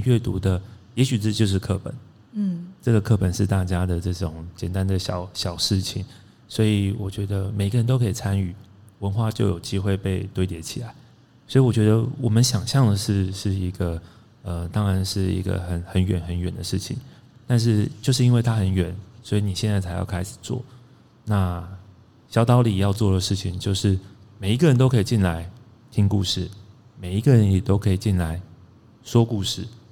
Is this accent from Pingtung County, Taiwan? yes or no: yes; Pingtung County, Taiwan; now in Taipei, Taiwan; 我是屏东出生，嗯。然后就搬上了台北